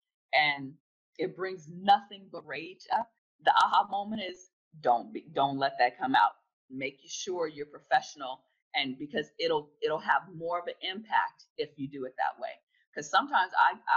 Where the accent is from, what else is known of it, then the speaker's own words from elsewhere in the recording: California, United States; also born or lived in South Florida; now in Florida, United States; I'm from California, born and raised in California